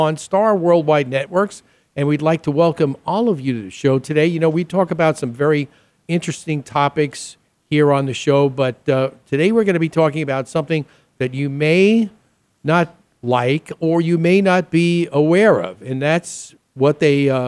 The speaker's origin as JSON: {"language": "English", "region": "New York", "country": "United States", "tie": "born or raised there", "moved": "yes", "lives_now": "Phoenix, United States", "said": "when I grew up in New York"}